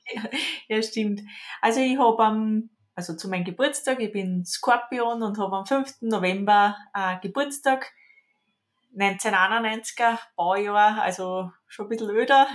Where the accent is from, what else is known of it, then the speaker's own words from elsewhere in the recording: Lower Austria, Austria; Ich komme aus Niederösterreich